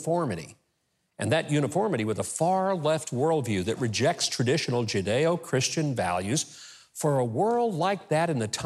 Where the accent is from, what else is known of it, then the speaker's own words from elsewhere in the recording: the South, United States; I grew up in the South